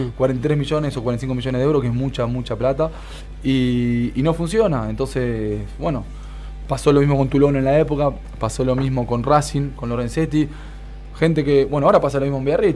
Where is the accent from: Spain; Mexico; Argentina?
Argentina; also born or lived in French Basque Country; now in France; a nosotros argentinos